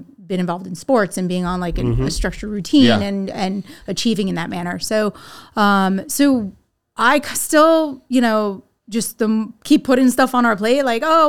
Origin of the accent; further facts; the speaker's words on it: Southern Connecticut, United States; now in Texas, United States; So I'm from the Northeast. Grew up in Connecticut.